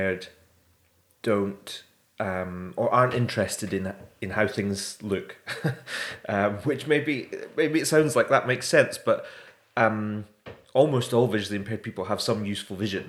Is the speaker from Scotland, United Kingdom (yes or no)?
yes; Edinburgh, Scotland, United Kingdom; moved away as an adult; also born or lived in Brighton; now in Bristol, United Kingdom; I'm from Edinburgh originally